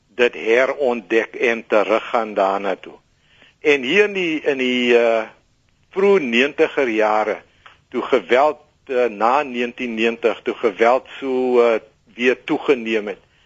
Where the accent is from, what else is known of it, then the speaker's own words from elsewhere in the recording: Worcester, Western Cape, South Africa; dis my geboortedorp